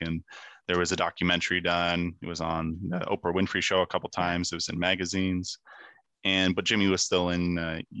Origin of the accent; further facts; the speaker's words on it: Kemptville, Ontario, Canada; my school in my hometown of Kempville, Ontario